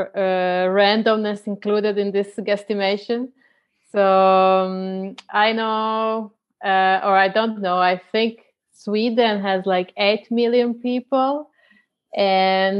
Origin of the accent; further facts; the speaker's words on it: Croatia; moved away; my hometown in Croatia